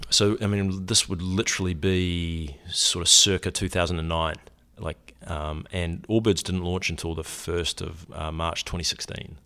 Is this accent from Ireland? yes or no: no; New Zealand; moved away as an adult; I grew up in New Zealand. I, uh, came to university here on a soccer scholarship